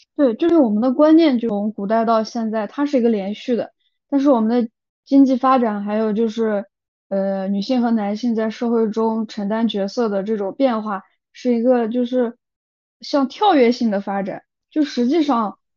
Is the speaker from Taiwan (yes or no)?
no; China; moved away as an adult; also born or lived in Europe; 我们中国人的这种血脉开始觉醒